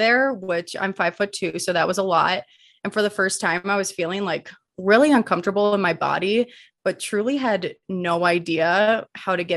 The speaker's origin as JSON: {"language": "English", "region": "Midwest", "country": "United States", "tie": "born or raised there", "moved": "as an adult", "lives_now": "Colorado, United States", "said": "born and raised in the Midwest, and then made my way out to Colorado"}